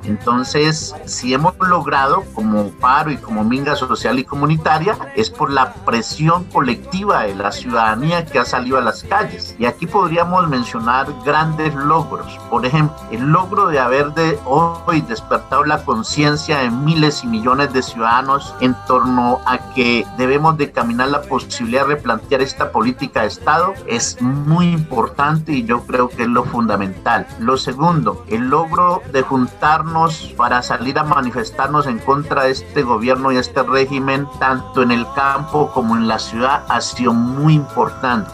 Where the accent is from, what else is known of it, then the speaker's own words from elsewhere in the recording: Colombia; debemos de hacer como ciudadanos, como colombianos